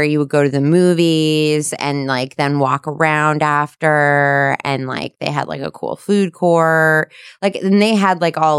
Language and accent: English; New Jersey, United States; I'm from New Jersey. I'm from New Jersey.